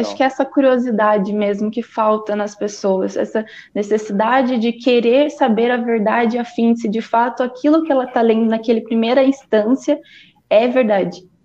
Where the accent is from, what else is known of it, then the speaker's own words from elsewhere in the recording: Valinhos, São Paulo, Brazil; eu tenho vinte e um anos, eu sou natural de Valinhos.